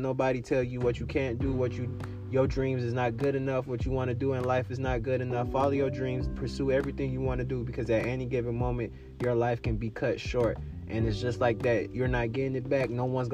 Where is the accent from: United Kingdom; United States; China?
United States; Miami, Florida; I grew up in Miami and I was a Wade fan